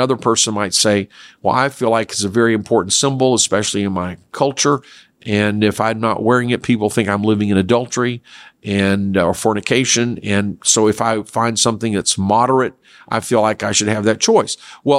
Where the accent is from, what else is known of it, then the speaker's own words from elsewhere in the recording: South Korea; I grew up in Korea where it was acceptable to eat dog meat, especially in the summer.